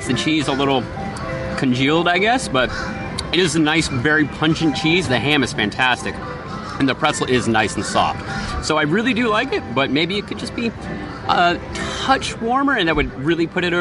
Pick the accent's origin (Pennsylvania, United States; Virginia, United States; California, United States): Virginia, United States; moved away; I come from Virginia